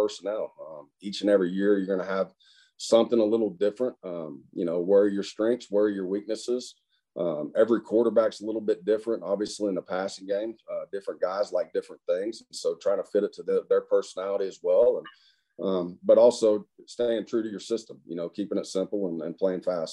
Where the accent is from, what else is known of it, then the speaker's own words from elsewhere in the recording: Muskogee, Oklahoma, United States; moved away; Muskogee, where my hometown was